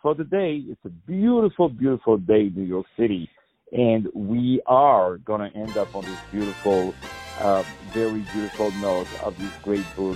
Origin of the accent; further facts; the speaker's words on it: France; moved away; I was born in France